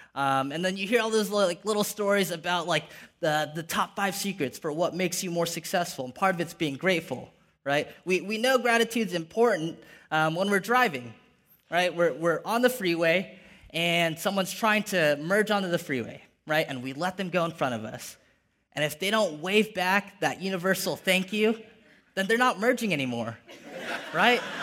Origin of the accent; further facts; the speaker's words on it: Ventura, California, United States; moved away as an adult; now in San Jose, United States; Grew up in a little beach town called Ventura